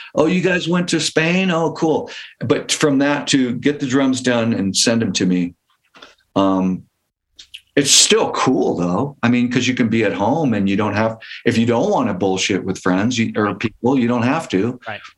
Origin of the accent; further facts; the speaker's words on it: Palo Alto, California, United States; also born or lived in Mountain View; I grew up in the, in the South Bay and like Palo Alto. I was born in Mountain View